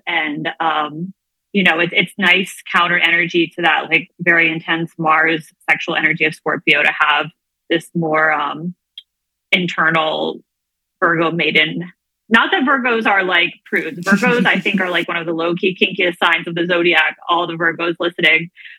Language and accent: English; U.S. Virgin Islands; now in New York City, United States; I grew up in the Virgin Islands, and I still have like half of my soul there. I have a whole giant extended family down there and go down all the time.